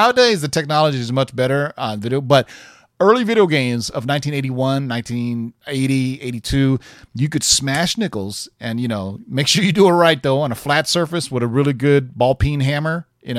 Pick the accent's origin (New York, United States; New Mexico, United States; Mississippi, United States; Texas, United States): Texas, United States; Houston; When I was a kid growing up in Houston.